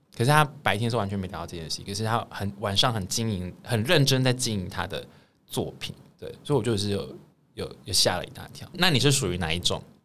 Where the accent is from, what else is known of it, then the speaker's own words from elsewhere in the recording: Taiwan; 我们台湾人是追求买房